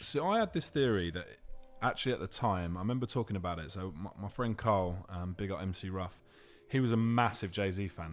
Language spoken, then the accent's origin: English; London, United Kingdom; I'm from London.